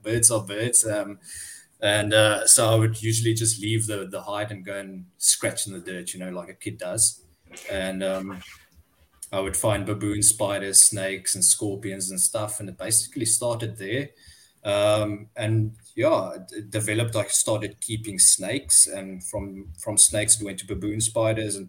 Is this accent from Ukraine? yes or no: no; Cape Town, Western Cape, South Africa; I'm from Cape Town in South Africa.